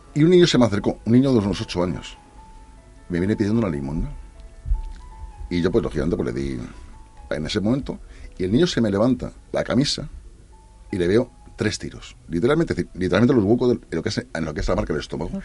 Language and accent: Spanish; Spain; como buen español